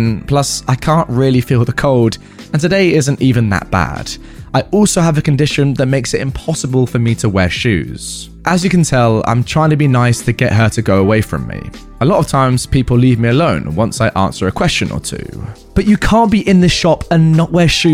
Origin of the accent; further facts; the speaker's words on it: south of England, United Kingdom; I'm from the south of England